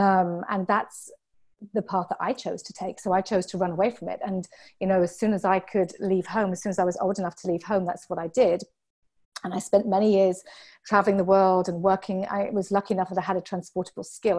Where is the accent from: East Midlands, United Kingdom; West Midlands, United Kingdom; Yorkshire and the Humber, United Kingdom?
Yorkshire and the Humber, United Kingdom; moved away as an adult; also born or lived in Hampshire, England; now in Venice, California, United States; I was born in Hampshire, which is um, about an hour south of London. It's on um, the south coast of, of England. It's a place called the New Forest. It's absolutely beautiful. I was born there, and then we moved up to Yorkshire, which is about four hours north of London